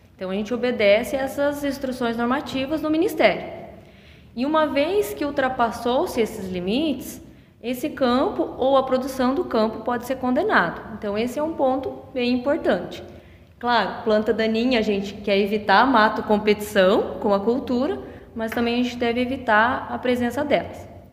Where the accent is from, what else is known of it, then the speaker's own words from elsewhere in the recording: Medianeira, Paraná, Brazil; moved away as an adult; also born or lived in Toledo, Brazil; now in Arapoti, Brazil; sou natural da região de Medianeira